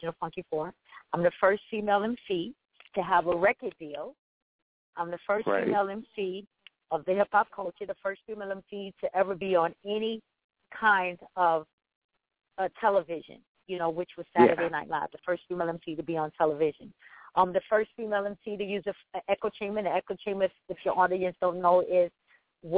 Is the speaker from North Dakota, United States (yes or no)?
no; New York City, New York, United States; I am originally from the South Bronx